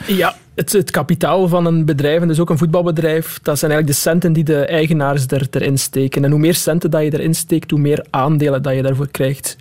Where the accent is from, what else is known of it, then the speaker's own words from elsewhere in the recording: Waasmunster, Flanders, Belgium; ik kom van Wasmunster